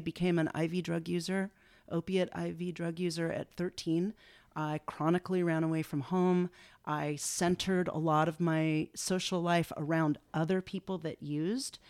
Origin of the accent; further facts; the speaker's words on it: Los Angeles, California, United States; also born or lived in San Francisco; I grew up in West Los Angeles